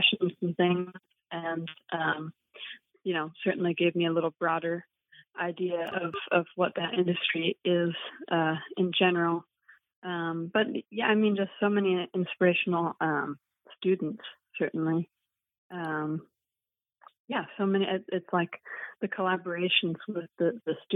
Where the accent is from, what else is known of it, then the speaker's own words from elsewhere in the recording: Idaho, United States; now in Boston, United States; I grew up in Idaho